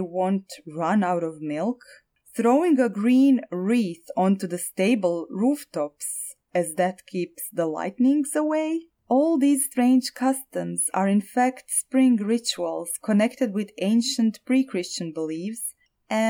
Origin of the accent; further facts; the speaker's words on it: Zagreb, City of Zagreb, Croatia; my hometown of Zagreb